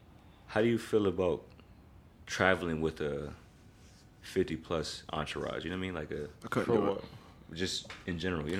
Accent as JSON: {"language": "English", "town": "Rochester", "region": "New York", "country": "United States", "said": "How is it going to look if I'm from Rochester"}